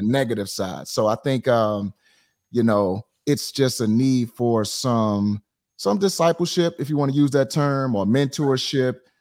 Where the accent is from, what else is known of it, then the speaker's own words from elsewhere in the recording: St. Louis, Missouri, United States; I am from Saint Louis, Missouri